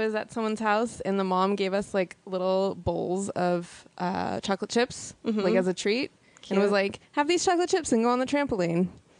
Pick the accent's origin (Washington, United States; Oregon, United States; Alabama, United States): Washington, United States; Seattle; I grew up in Seattle where everyone is by nature outdoorsy.